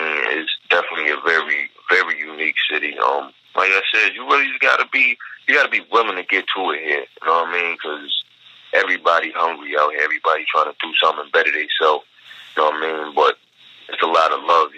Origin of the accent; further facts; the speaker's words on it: Baltimore, Maryland, United States; I'm from Baltimore